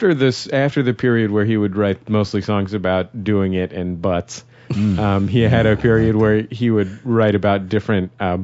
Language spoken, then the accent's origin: English; San Francisco, California, United States; moved away as an adult; now in Los Angeles, United States; my hometown of San Francisco